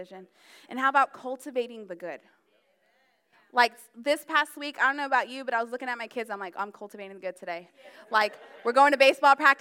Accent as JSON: {"language": "English", "region": "Florida", "country": "United States", "tie": "born or raised there", "also_born_or_lived": "New Jersey", "moved": "yes", "lives_now": "Maryland, United States", "said": "Even though I was born in Jersey, I mean, I've been raised in Florida, and that's considered the South"}